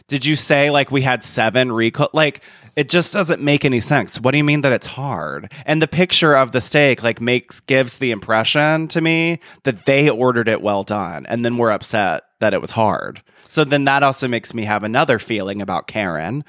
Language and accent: English; the American South, United States; as a Southerner